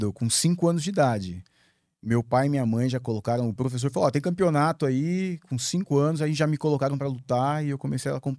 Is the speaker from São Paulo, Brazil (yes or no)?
no; Rio de Janeiro, Brazil; Eu, eu sou carioca, né? Eu não tenho, apesar de eu não ter sotaque, eu sou do Rio de Janeiro. Minha família toda é de lá.